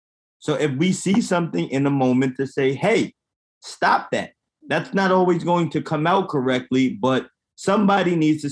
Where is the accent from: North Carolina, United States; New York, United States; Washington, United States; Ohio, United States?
New York, United States; Yonkers; I'm from Yonkers, New York.